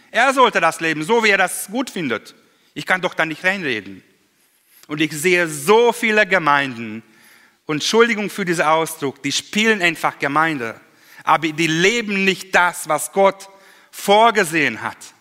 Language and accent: German; Hungary; German is a second language; im Kommunismus damals noch bei uns in Ungarn